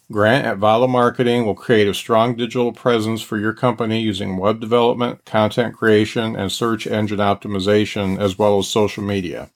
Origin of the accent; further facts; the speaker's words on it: Lakeville, Indiana, United States; I grew up in the Midwest. I grew up in Lakeville